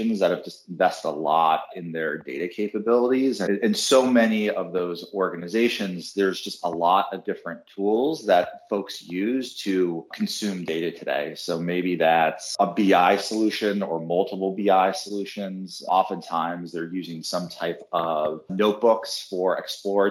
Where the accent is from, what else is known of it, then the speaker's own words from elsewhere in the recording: San Francisco Bay Area, California, United States; now in New York, United States; I grew up in the San Francisco Bay Area